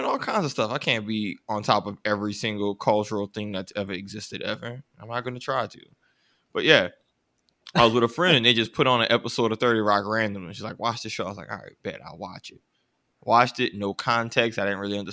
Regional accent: United States; I'm American

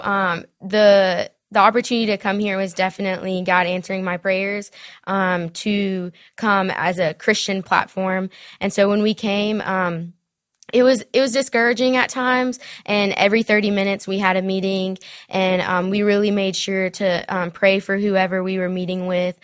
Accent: Spartanburg, South Carolina, United States; accent: Southern; also born or lived in Mexico; I grew up in Smartburg, South Carolina.

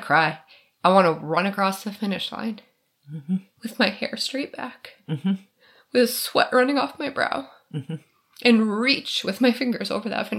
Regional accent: Michigan, United States; I'm from Michigan.

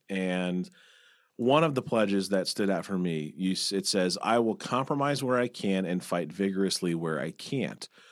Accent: Warrenton, Missouri, United States; I'm from more of the country. I'm from Warrenton out there on I-70

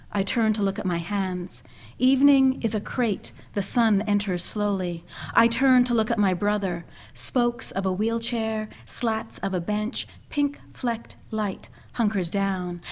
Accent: Canada; moved away; also born or lived in Montreal / Philadelphia / Providence, Rhode Island; grew up in Canada, left Montreal, and went to Philadelphia

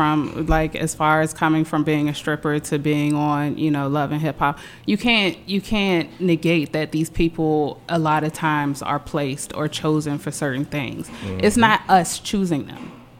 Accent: Ivy City, District of Columbia, United States; I'm from Ivy City. Mm-hmm. My whole cultural background is immersed in black people.

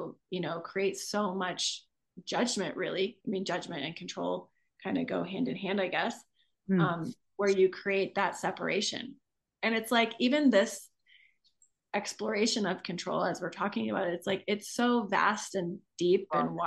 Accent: Midwest, United States; I grew up in the Midwest

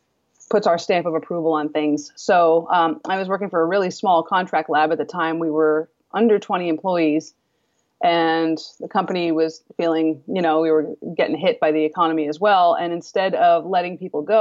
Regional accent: East Coast, United States; moved away as an adult; I'm originally from the East Coast. So I moved out West

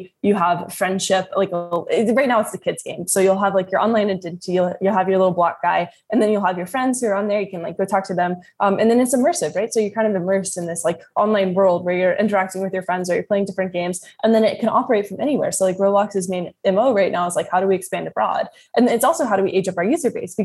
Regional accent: Kentucky, United States; I'm from Kentucky

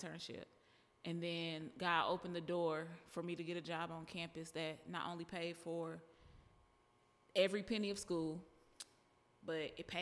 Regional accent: Dallas, Texas, United States; I'm from Dallas.

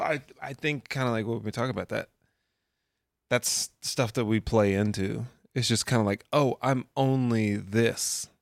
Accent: United States; I'm an American

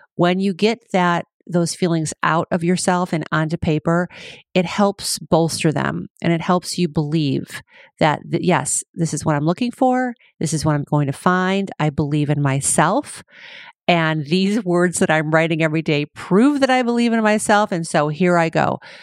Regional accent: Cleveland, Ohio, United States; also born or lived in Chicago, Illinois; now in California, United States; I was born in Cleveland, lived in Chicago most of my life, And now here I am in California

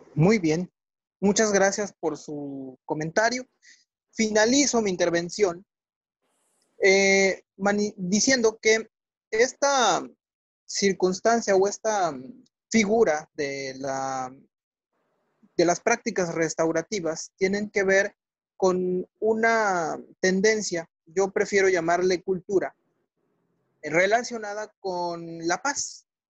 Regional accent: Mexico; soy mexicano y soy abogado postulante

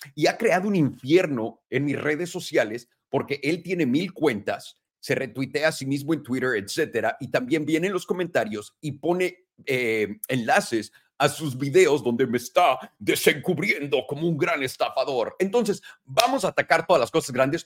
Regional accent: Mexico; moved away as an adult; now in United States; yo me fui de México a los 18 años y hay muchas fotos que lo prueban, mi escuela lo prueba, Miraflores

